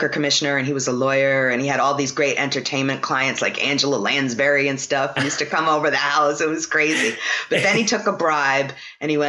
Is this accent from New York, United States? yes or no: yes; New York City, New York, United States; now in New Orleans, United States; I grew up in Brooklyn right next to the East River